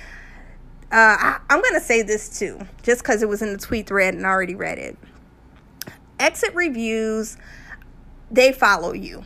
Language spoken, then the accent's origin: English; just outside of New Orleans, Louisiana, United States; I'm from Louisiana, just outside of New Orleans